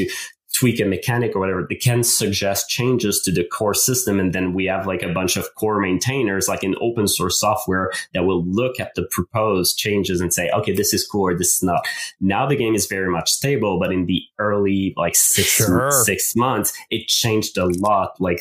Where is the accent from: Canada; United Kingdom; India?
Canada; first language French; English is a second language; English is my second language. I'm French Canadian. French is my main language